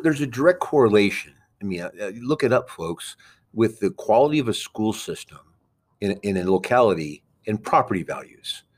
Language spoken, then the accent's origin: English; New York City, New York, United States; moved away; I was born in Queens